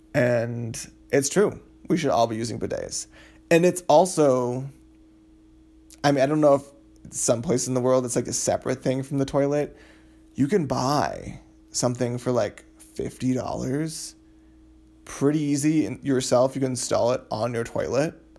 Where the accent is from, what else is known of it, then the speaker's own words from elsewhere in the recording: Massachusetts, United States; moved away as an adult; now in Providence, United States; my parents' houses back in my hometown in Massachusetts